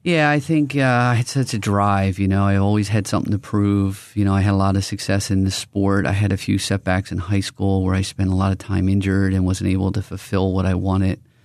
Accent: Philadelphia, Pennsylvania, United States; I'm from Northeast Philadelphia.

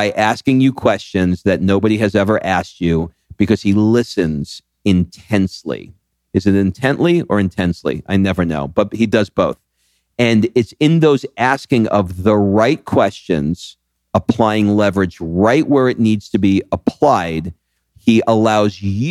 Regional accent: New York, United States; I grew up in New York

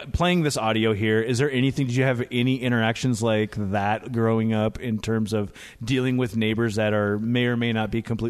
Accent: University Place, Washington, United States; And I grew up in University Place, which was from a family that moved there in the 60s due to military.

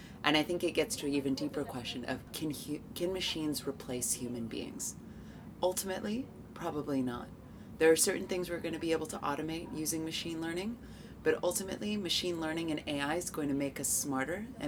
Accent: United States; moved away; my home country of the United States

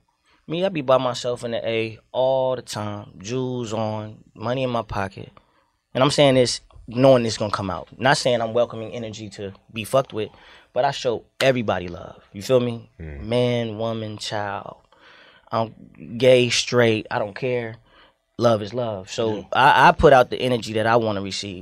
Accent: Miami, Florida, United States; now in Atlanta, United States; I was raised in Liberty City for some time

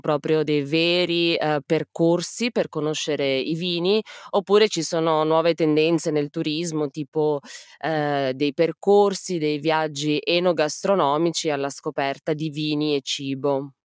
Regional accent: Piedmont plain, Italy; Io sono della pianura piemontese

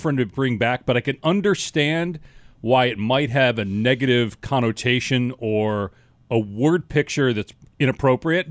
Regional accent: Madison, Wisconsin, United States; now in Arizona, United States; I grew up in Wisconsin

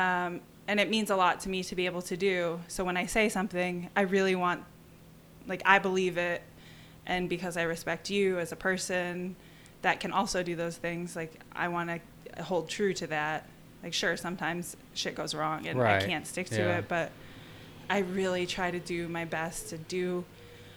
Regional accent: southern Wisconsin, United States; moved away; also born or lived in Tucson, Arizona; I grew up in southern Wisconsin, and I moved to Tucson

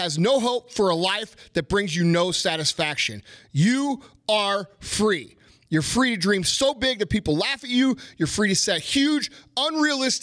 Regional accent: United States; I know America isn't perfect, but I love America

